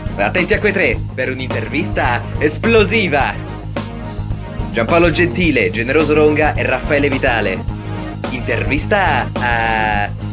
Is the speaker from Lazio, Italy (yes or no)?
yes; Rome, Lazio, Italy; io ah. sono romano